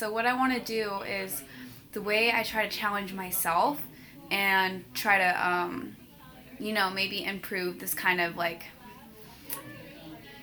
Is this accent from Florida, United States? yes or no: no; San Francisco, California, United States; I'm from San Francisco, California.